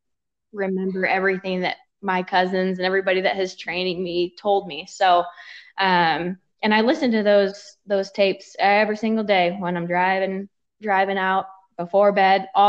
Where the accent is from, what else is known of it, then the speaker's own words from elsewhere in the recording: Oregon, United States; moved away as an adult; also born or lived in Rexburg, Idaho; now in Utah, United States; I am from Oregon, and I went to school out in Idaho in Rexburg